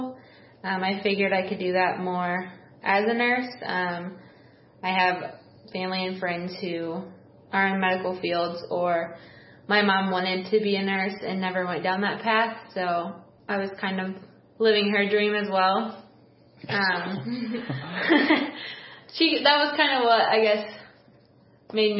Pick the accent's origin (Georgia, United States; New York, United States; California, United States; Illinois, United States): Illinois, United States; East Peoria; I'm born and raised in East Peoria